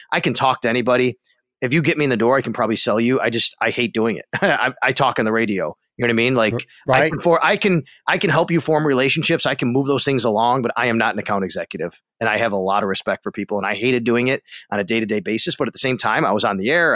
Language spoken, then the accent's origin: English; Buffalo, New York, United States; moved away as an adult; also born or lived in Florida / Syracuse; a friend of mine here in Buffalo that I grew up